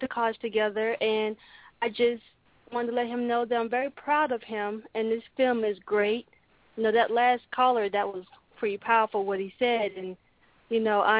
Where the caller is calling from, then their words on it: Charlotte, North Carolina, United States; Hi, I'm calling from Charlotte.